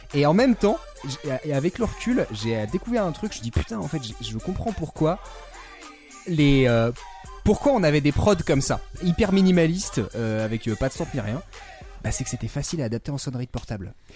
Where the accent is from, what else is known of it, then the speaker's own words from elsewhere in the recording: France; en tant que petit français